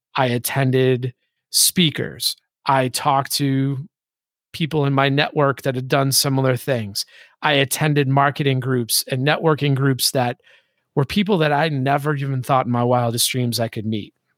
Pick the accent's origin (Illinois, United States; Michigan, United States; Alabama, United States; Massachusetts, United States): Massachusetts, United States; Boston; moved away; also born or lived in Hawaii / San Diego / Atlanta; I grew up in Boston.